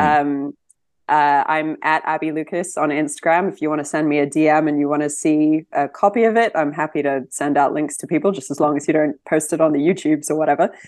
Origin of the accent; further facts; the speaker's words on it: New Zealand; moved away as an adult; now in London, United Kingdom; I am originally from Aotearoa, New Zealand, and I've been living in London for the last seventeen years now.